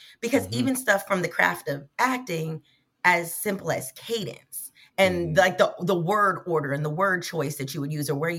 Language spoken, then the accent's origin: English; the South, United States; I'm from the South, so that's how they speak as well.